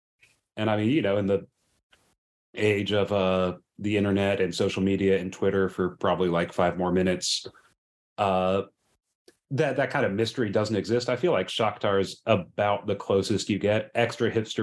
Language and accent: English; Texas, United States; I'm from Texas